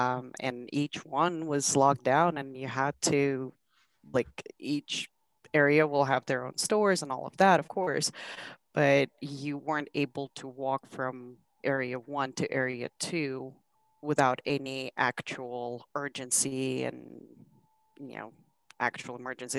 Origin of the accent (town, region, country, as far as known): Kazakhstan; born or raised there; English is a second language; now in United States